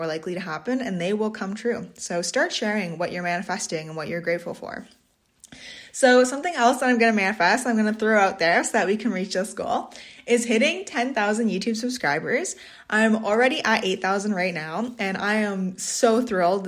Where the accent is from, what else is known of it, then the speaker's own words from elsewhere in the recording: Swan Lake First Nation, Manitoba, Canada; I'm from Swan Lake First Nation, Treaty 1 Territory, Bear Clan